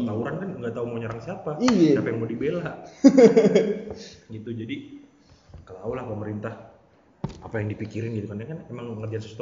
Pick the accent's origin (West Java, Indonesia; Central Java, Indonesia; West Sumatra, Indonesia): West Java, Indonesia; Depok; Lahir di Depok, gede disiksa, gede di Depok juga.